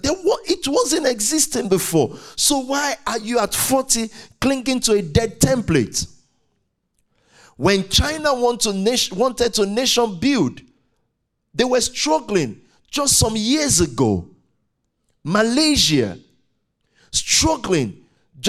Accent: Nigeria; I'm very Nigerian. I'm in green, white, green

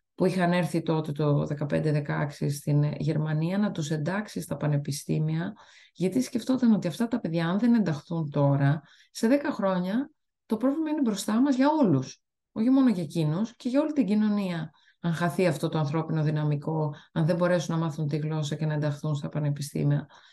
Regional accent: Greece; moved away as an adult; also born or lived in Italy; now in Canada

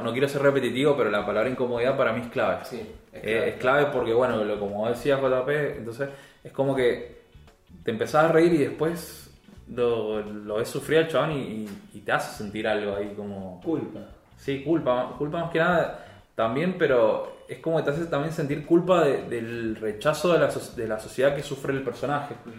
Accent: Argentina; yo como argentino

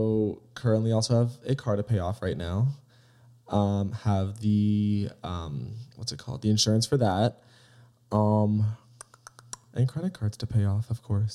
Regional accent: Harrisburg, Pennsylvania, United States; now in Austin, United States; I am 23 years old, and I am from Harrisburg, Pennsylvania.

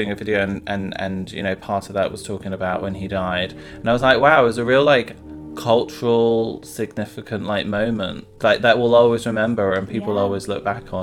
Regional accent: London, United Kingdom; I'm from London

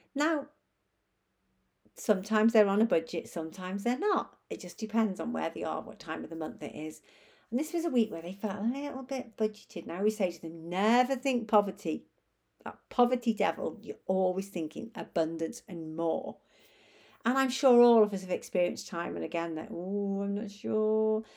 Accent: Chester, North West England, United Kingdom; moved away; beautiful Chester, Cheshire, which is my hometown

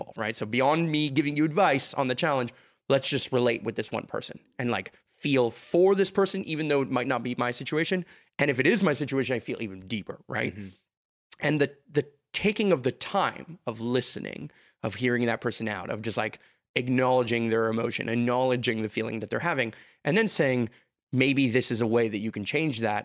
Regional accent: Montreal, Quebec, Canada; I can live in Montreal

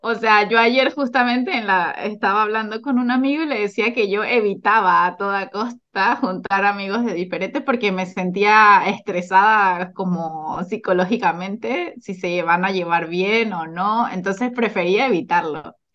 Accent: Venezuela; now in Chile; soy de Venezuela y también soy chilena. Actualmente vivo en Chile

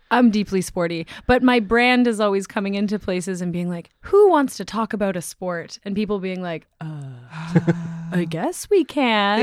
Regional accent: Toronto, Ontario, Canada; we're all Canadian

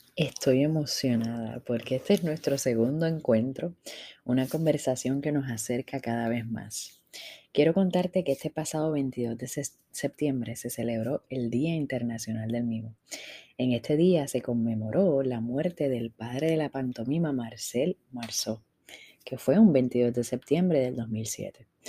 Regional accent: Puerto Rico

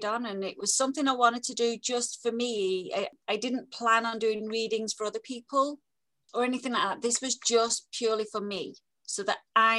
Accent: England, United Kingdom; moved away; I'm English

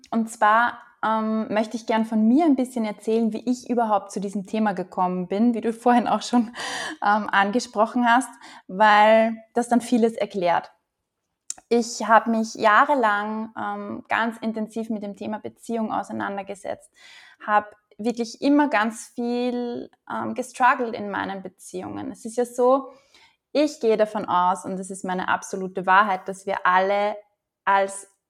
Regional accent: Upper Austria, Austria; Ich komme ursprünglich aus Oberösterreich, lebe aber eigentlich nur mit einem Fuß hier

